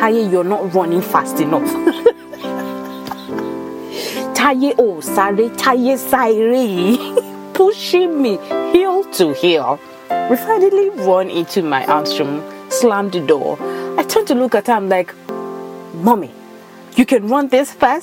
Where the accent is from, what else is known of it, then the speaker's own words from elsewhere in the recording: Nigeria; moved away; also born or lived in Ibadan, Nigeria; I grew up in Nigeria, so a lot of my stories, some might tie back to my time spent in Ibadan or in any other state in Nigeria.